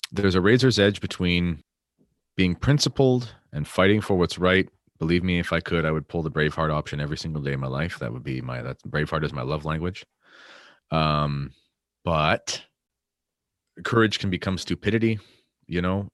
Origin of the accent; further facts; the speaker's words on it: Canada; I'm obviously Canadian